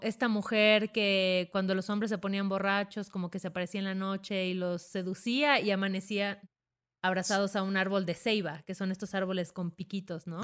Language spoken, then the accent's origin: Spanish; southern Mexico, Mexico; en el sur yo soy sur represent